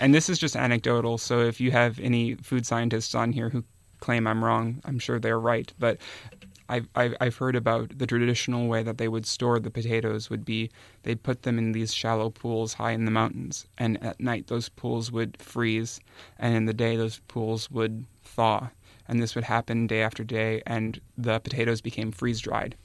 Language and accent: English; Minnesota, United States; moved away; I'm from Minnesota originally, and I used to visit my grandparents' farm when I was a kid